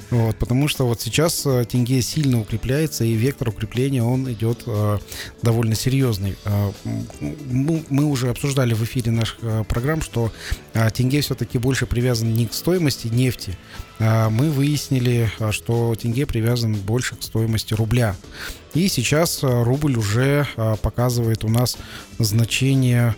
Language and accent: Russian; Kazakhstan; среднего нашего казахстанца